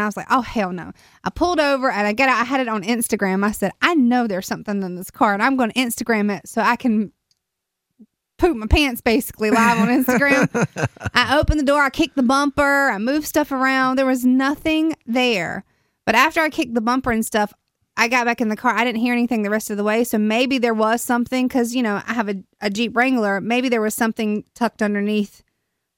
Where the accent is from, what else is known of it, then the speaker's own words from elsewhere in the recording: Durham, North Carolina, United States; also born or lived in Raleigh; I'm from Durham